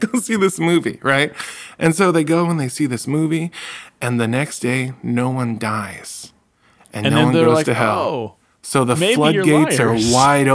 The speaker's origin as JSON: {"language": "English", "region": "New England", "country": "United States", "said": "We're from the Northeast, like New England"}